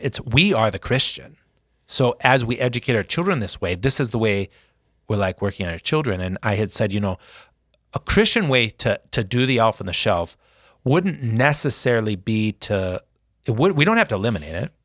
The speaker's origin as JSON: {"language": "English", "town": "Sioux Falls", "region": "South Dakota", "country": "United States", "tie": "born or raised there", "said": "being in Sioux Falls, in the North End. Because when I was growing up, you still knew where everyone lived."}